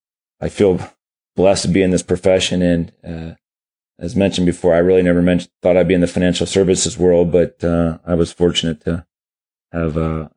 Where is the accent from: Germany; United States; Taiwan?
Germany; born there; every 7 years we go to Germany. I was born in Germany.